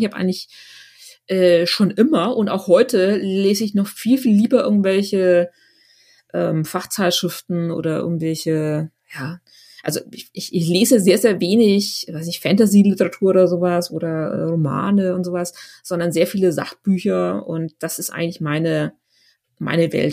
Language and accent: German; Schwabach, Bavaria, Germany; tatsächlich bin ich in einem kleinen Dorf ähm, aufgewachsen in der Nähe von Schwabach